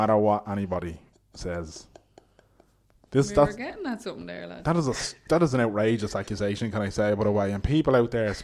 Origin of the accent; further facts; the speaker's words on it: Dublin, Leinster, Ireland; I'm from Dublin in the country